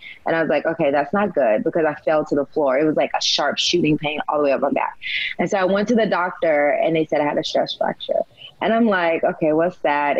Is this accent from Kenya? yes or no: no; Humboldt, Tennessee, United States; I was a small town girl. I'm from Humboldt, Tennessee.